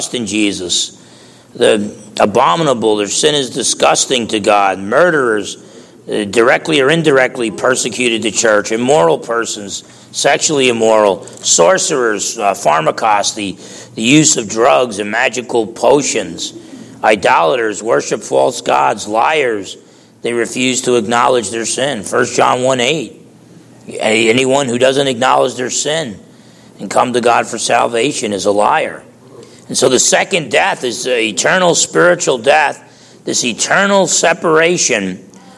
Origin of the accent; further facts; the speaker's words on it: United States; being American